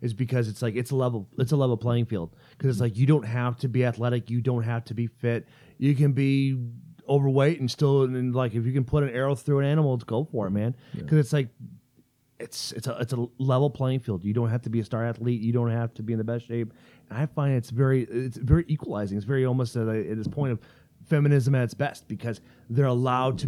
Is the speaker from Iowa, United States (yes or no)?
yes; Iowa, United States; moved away; where I grew up, where I was born and raised in Iowa. Garner, Iowa.